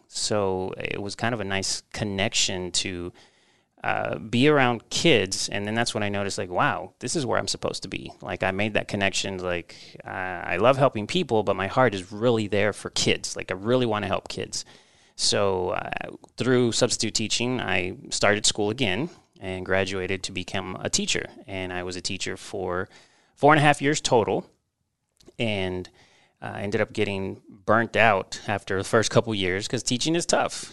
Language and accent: English; Texas, United States; moved away as an adult; also born or lived in Mexico; now in Omaha, United States; I was born in Mexico, and, uh, my family traveled here when I was about, uh, two years old. And I grew up in Texas, so I'm a Texas boy at heart.